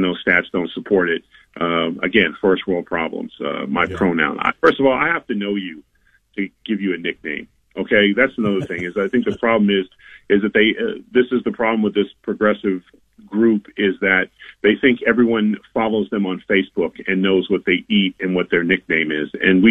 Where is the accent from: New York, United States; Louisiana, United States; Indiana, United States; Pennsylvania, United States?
Louisiana, United States; Mandeville; my hometown, I live in Mandeville, just outside of New Orleans.